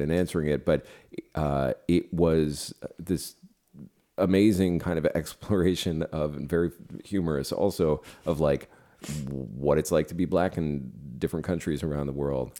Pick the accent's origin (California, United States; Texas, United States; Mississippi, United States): California, United States; San Francisco; moved away; Japanese American people I grew up with in San Francisco